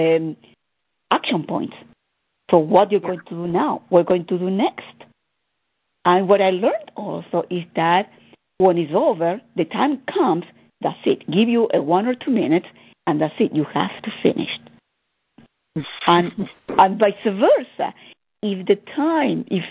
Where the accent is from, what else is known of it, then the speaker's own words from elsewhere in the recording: Argentina; I'm coming from Argentina